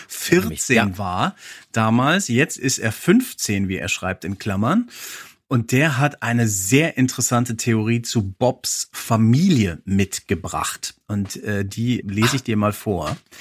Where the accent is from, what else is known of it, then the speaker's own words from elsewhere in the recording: Hesse, Germany; Als Hesse denke ich